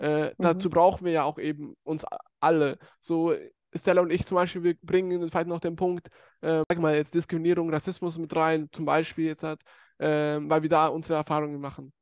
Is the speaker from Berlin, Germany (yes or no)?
no; Bavaria, Germany; accent: Bavarian; mich voll deutsch fühle und auch hier geboren und aufgewachsen bin